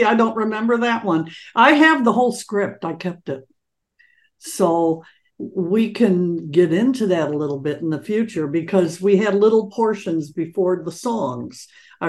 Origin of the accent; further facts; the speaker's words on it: Detroit, Michigan, United States; also born or lived in Los Angeles; when I came from Detroit, you know, it was a different thing.